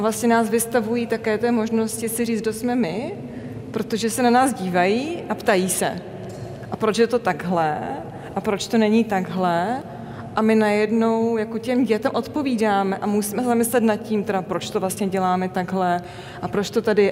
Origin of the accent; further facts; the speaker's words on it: Olomouc, Olomouc Region, Czechia; jsem rodák z Olomouce, Moravana